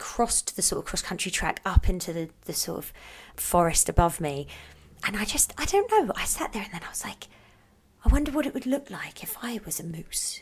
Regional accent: United Kingdom; now in Canada; I'm British

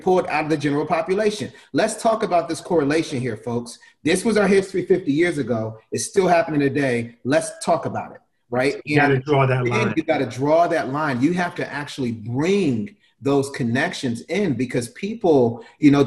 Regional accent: Alexandria, Virginia, United States; I'm from here. This right. is my hometown.

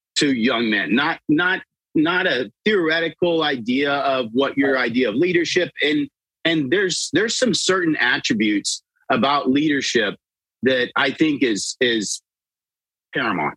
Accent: South Texas, United States; I grew up in South Texas

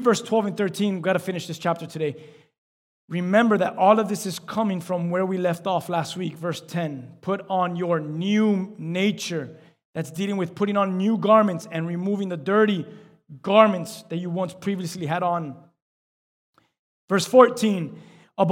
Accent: Miami, Florida, United States; we're from Miami

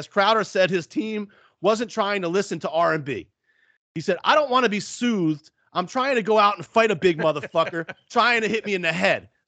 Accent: Atlanta, Georgia, United States; I grew up in Atlanta and I go know guys I want to hang out with.

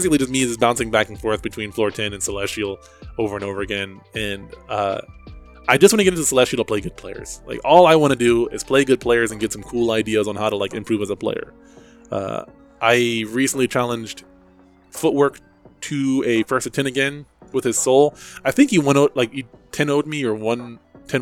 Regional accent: New Jersey, United States; I grew up in New Jersey

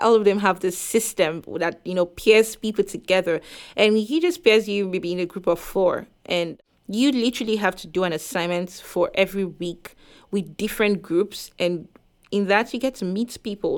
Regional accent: Nigeria; moved away as an adult; now in Concord, United States; I came from Nigeria where we are all the same race

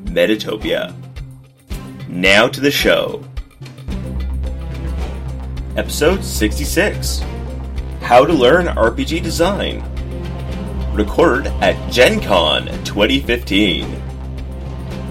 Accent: Canada; I'm a Canadian game designer.

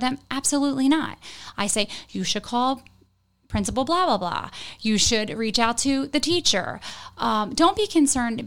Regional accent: Port Republic, New Jersey, United States; also born or lived in Galloway; now in Hammonton, United States; I grew up in Port Republic.

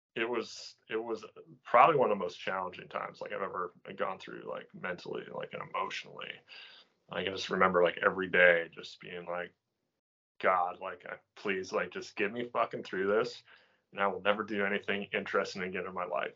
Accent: coastal Maine, United States; I grew up here in coastal Maine.

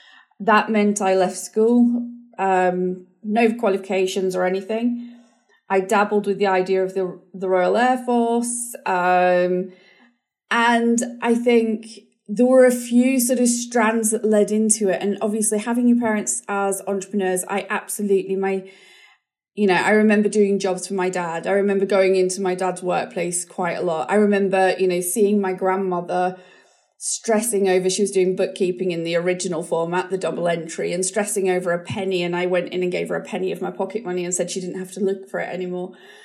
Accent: New Zealand; I always just sort of remember growing up in New Zealand, the school experiences were really positive, doing homework on the beach

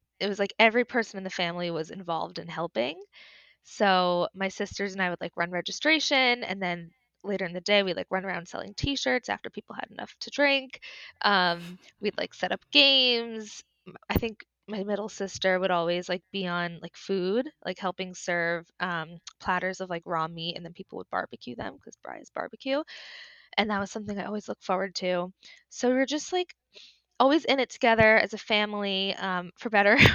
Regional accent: Westchester, New York, United States; now in New York City, United States; I grew up in Westchester

